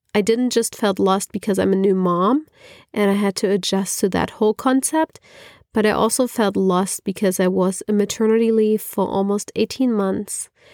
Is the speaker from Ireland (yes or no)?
no; Germany; moved away as an adult; also born or lived in California; now in Berlin, Germany; I'm originally from Germany, not from Berlin, but from Germany.